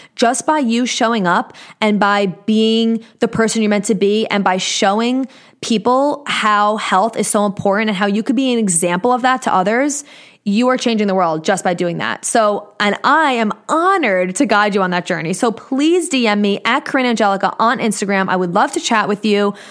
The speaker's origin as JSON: {"language": "English", "area": "Long Island", "region": "New York", "country": "United States", "accent": "New York", "said": "But I live in New York on Long Island"}